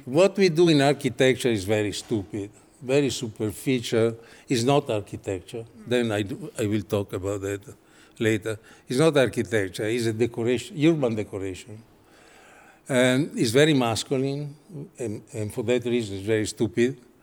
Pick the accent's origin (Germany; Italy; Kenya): Italy; English is a second language; I come from Italy